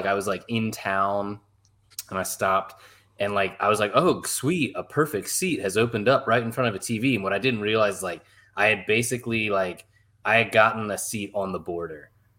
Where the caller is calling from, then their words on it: London, United Kingdom; also born or lived in Arlington, Virginia; I'm calling in from London.